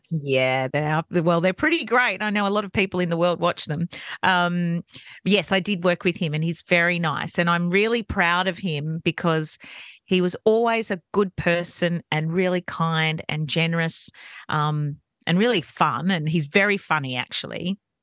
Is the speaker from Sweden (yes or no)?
no; Campbelltown, New South Wales, Australia; also born or lived in Goulburn; I was born in Goulburn and moved to Campbelltown when I was very young